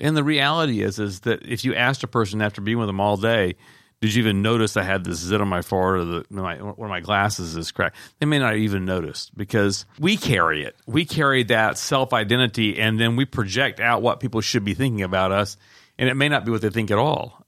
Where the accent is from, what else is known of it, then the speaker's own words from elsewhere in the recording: the South, United States; I grew up in the South